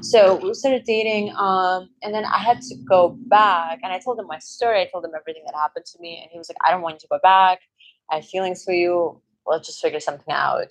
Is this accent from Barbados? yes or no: no; Azerbaijan; moved away; when I was growing up in Azerbaijan